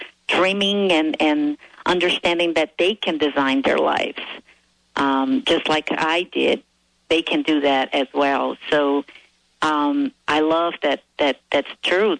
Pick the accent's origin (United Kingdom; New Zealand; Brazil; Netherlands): Brazil; moved away as an adult; also born or lived in Arizona, United States; now in United States; I am originally from Brazil, and I came to this country to pursue my dream of becoming a better